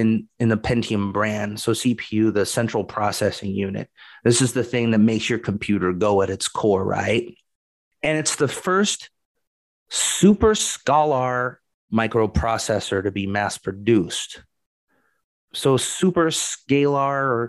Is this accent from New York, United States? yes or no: no; Portland, Oregon, United States; moved away; I was from Portland too, and we had the big Intel plant.